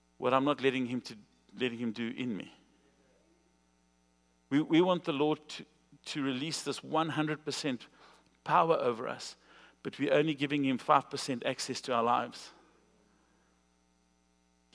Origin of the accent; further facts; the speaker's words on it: South Africa; moved away; I'm from South Africa